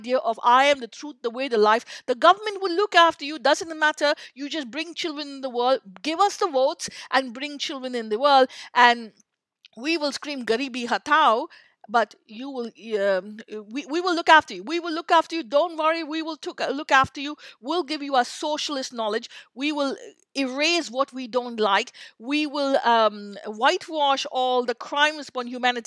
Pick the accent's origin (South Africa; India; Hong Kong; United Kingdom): India; I grew up in India